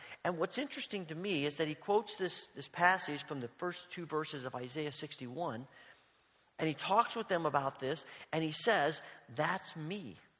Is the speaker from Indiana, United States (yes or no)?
yes; Evansville, Indiana, United States; moved away as an adult; the church in Evansville, Indiana, where I grew up